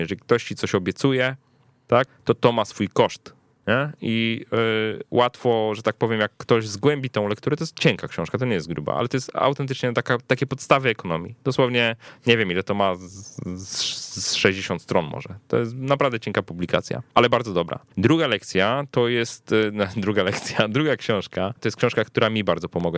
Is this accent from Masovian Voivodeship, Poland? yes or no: yes; Warsaw, Masovian Voivodeship, Poland; Ja jestem z Warszawy, urodziłem się w Warszawie, zawsze miałem tutaj dostęp do, nawet jako młody chłopak, do różnych możliwości, które Warszawa daje